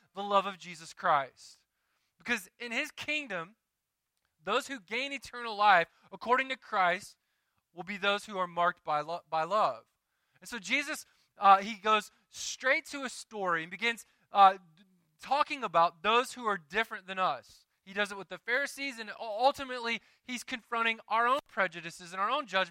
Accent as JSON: {"language": "English", "region": "Deep South", "country": "United States", "tie": "born or raised there", "moved": "yes", "said": "I grew up in the Deep South where when you went to church, you got a card every year during election time"}